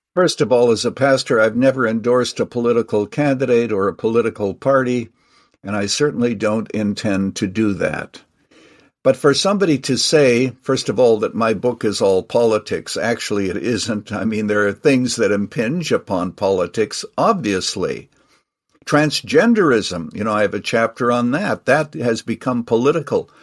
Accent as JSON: {"language": "English", "country": "Canada", "tie": "born or raised there", "moved": "yes", "lives_now": "United States", "said": "I actually was born and raised in Canada. I'm now a naturalized citizen."}